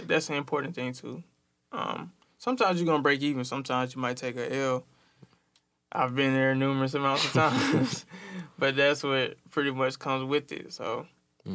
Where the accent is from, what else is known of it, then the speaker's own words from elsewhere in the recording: Tuskegee, Alabama, United States; now in Montgomery, United States; I'm from Tuskegee, Alabama